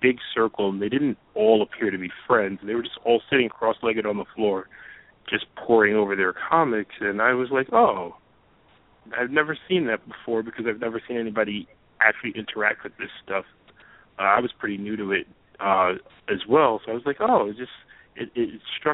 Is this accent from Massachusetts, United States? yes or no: no; New York, United States; as a New Yorker